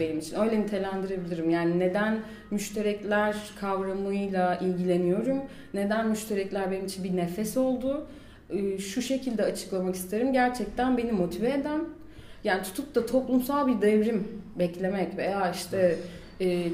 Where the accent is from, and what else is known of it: Mersin, Turkey; moved away as an adult; also born or lived in Istanbul